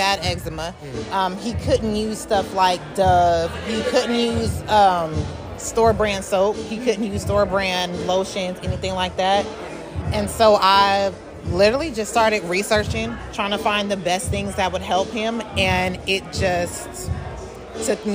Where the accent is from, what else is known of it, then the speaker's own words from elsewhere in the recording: Las Vegas, Nevada, United States; moved away; I am originally from Las Vegas.